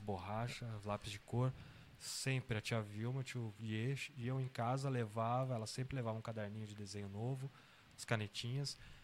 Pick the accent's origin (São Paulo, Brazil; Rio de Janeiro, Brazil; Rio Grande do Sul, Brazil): São Paulo, Brazil; São Bernardo do Campo; also born or lived in Santo André; Eu sou de São Paulo, né? Tá. Sou nascido em Santo André e morei muito tempo em São Bernardo do Campo